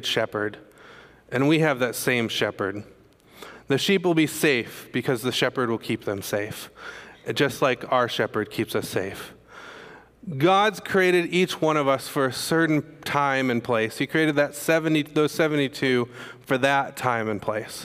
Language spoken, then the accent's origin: English; Michigan, United States; moved away; also born or lived in Indiana; I'm from Michigan